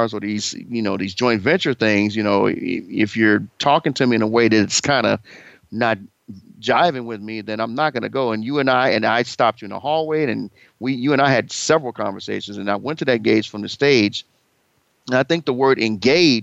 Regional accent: Chicago, Illinois, United States; my hometown of Chicago, and I'm here in Los Angeles today

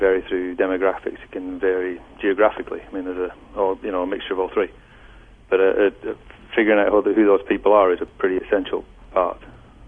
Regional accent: Lancashire, North West England, United Kingdom; now in California, United States; I'm from Lancashire

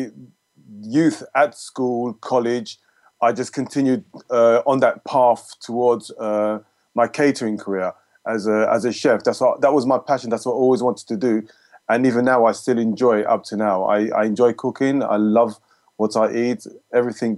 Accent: United Kingdom; I'm British born, UK born, to Jamaican parents

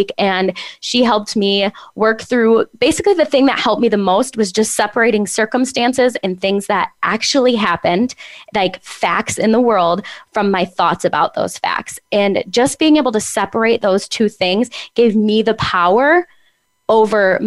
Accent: Michigan, United States; I am from Michigan. So I was a high-level gymnast in the state of Michigan

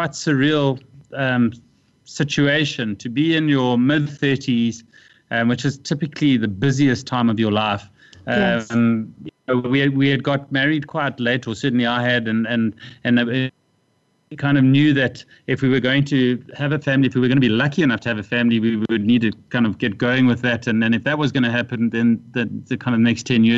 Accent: South Africa; also born or lived in Durban / Asia; when I returned to South Africa, I came to Cape Town

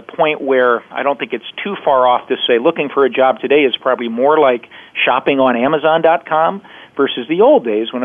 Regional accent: Alaska, United States; moved away as an adult; also born or lived in Seattle; I grew up in Alaska

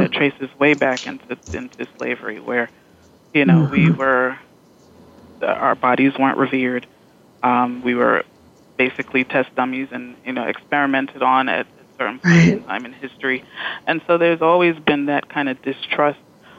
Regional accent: New York, United States; I'm from New York, mm-hmm. and our governor has, you know, commissioned task forces

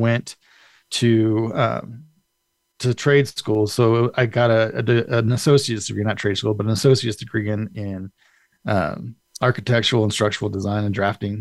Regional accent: Colorado Springs, Colorado, United States; also born or lived in Indio, California; I've been in Colorado Springs I call it home because I've been here since I was in second grade

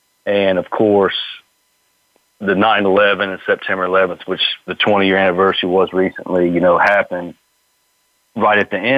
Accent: the South, United States; growing up in the South

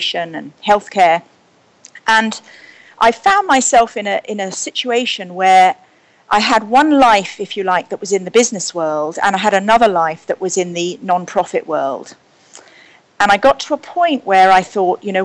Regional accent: Surrey and Hampshire, South East England, United Kingdom; now in New York, United States; I grew up in Surrey and Hampshire in Britain.

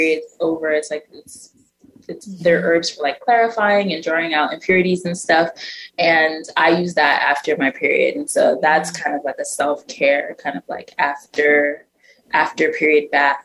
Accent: New York City, New York, United States; growing up in Brooklyn, I was so young and naive

